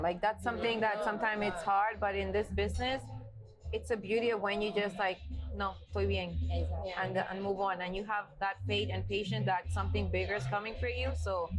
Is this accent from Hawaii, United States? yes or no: no; Highbridge, New York, United States; you want to think, but I'm not gonna say I'm from somewhere else. No, I'm from Highbridge.